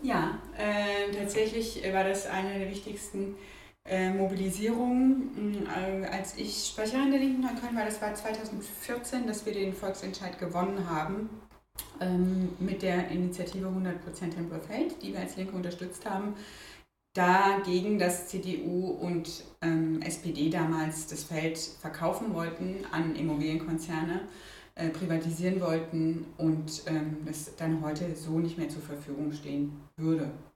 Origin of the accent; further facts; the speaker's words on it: Freiburg, Baden-Württemberg, Germany; moved away as an adult; now in Berlin, Germany; ich komme aus Freiburg und ich habe äh, bis zum Abi in Freiburg gelebt und bin dann zum Studium nach Berlin gekommen